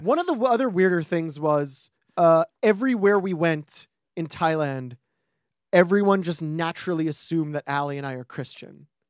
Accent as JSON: {"language": "English", "region": "New York", "country": "United States", "said": "as a New Yorker"}